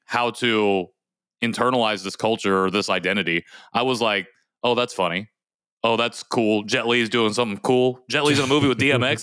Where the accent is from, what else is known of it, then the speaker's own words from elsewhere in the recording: Indiana, United States; I was adopted, though, and I grew up in Indiana